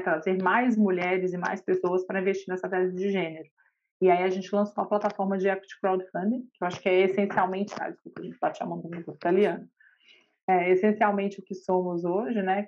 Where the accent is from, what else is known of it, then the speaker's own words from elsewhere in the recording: Minas Gerais, Brazil; Eu sou mineira e advogada de formação